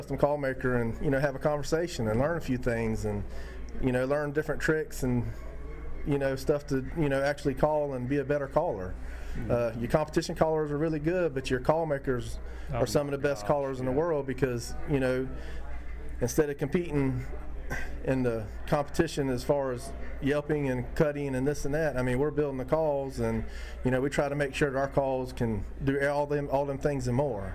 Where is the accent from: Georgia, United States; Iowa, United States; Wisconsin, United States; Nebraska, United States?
Georgia, United States; Sylvania; I'm from Sylvania, Georgia